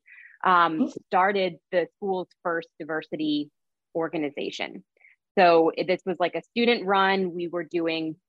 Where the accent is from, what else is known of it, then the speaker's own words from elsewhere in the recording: St. Louis, Missouri, United States; now in Union City, United States; I'm currently living in Union City, New Jersey, but I grew up in St. Louis, Missouri